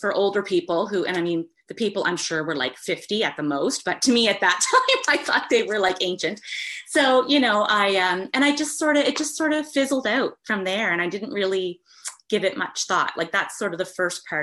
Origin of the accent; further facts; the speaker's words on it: East Coast of Canada, Atlantic Canada, Canada; I'm from the East Coast of Canada